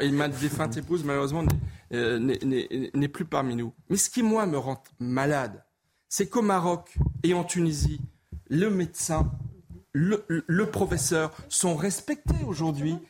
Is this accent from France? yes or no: yes; Alsace, Grand Est, France; Je suis alsacien, je connais bien Mulhouse.